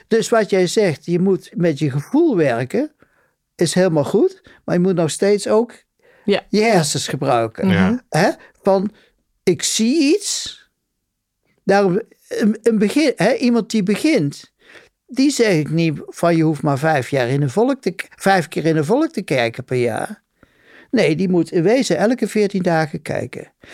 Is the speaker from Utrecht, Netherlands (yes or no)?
no; Betuwe, Gelderland, Netherlands; moved away; ik kom uit de Betuwe